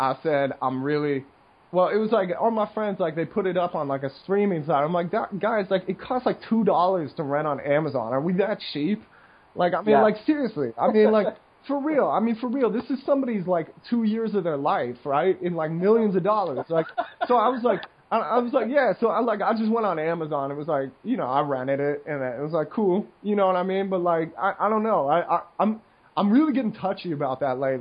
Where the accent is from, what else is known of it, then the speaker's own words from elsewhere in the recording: United States; moved away; I'm an American once in a while in this neighborhood